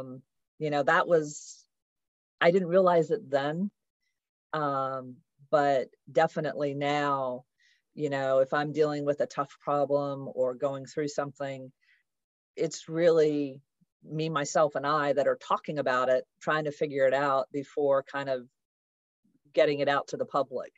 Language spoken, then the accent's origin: English; United States; I'm an American